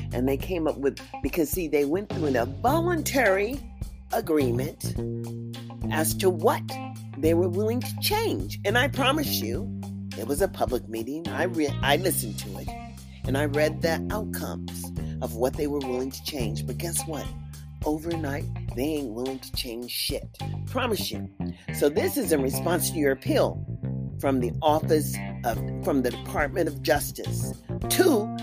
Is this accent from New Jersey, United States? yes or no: no; California, United States; also born or lived in Mississippi, United States; now in Nevada, United States; I was raised up in California